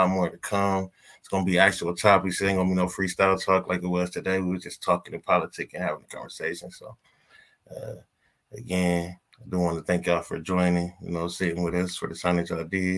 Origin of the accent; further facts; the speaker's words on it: Ohio, United States; we're from Ohio